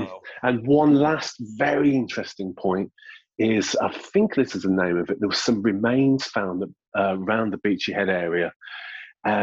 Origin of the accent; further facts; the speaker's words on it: Sutton Coldfield, West Midlands, United Kingdom; also born or lived in Cornwall / London / Brighton; now in Eastbourne, United Kingdom; I'm from the Midlands originally myself as well.